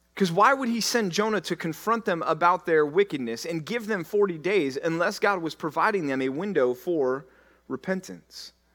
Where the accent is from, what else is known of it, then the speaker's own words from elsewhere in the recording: Dallas, Texas, United States; when I tell people that I'm from Texas, they say, "Where are you from?" And I say, "Dallas."